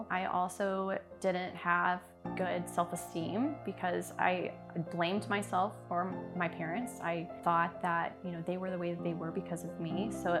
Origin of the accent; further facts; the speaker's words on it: the South, United States; moved away as an adult; now in Des Moines, United States; timing took me to Des Moines, Iowa, when I was from the South, to marry an Italian.